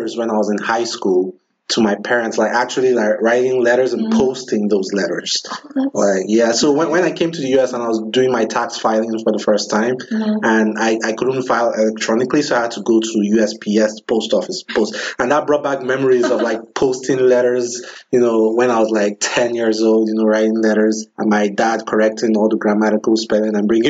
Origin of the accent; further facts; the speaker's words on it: southern Nigeria, Nigeria; I'm from Nigeria, mm-hmm. and I'm from the southern part of Nigeria